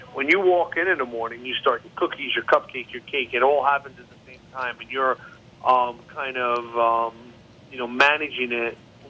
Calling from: New Jersey, United States; I'm actually at my shore house in the Jersey Shore.

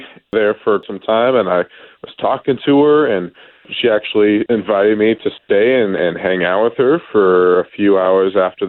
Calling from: Apopka, Florida, United States; I'm from Apopka.

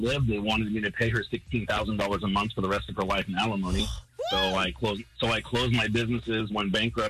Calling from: St. Augustine, Florida, United States; I'm calling from St. Augustine.

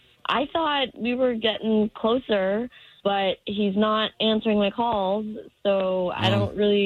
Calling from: Ocoee, Florida, United States

